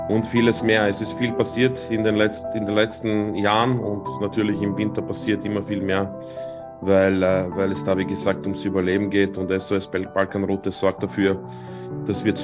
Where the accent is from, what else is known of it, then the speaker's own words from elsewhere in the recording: Vienna, Austria; aufgewachsen in Wien